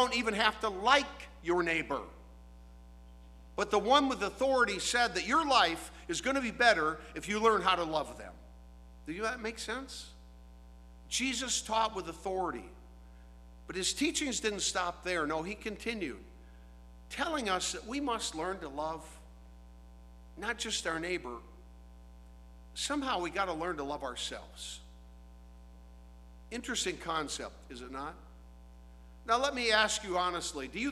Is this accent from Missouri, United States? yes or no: no; DeKalb, Illinois, United States; I grew up in the Lutheran Church, Trinity Lutheran Church, Norwegian Lutheran Church in DeKalb, Illinois